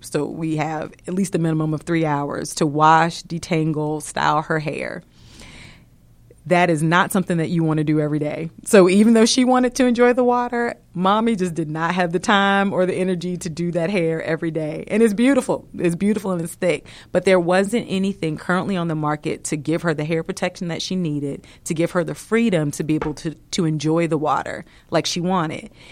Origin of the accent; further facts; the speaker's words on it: Virginia, United States; moved away as an adult; now in Atlanta, United States; I hail from Virginia